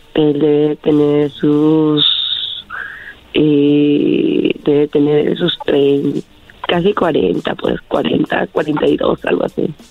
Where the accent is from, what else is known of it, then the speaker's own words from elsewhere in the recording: Peru; yo soy de Perú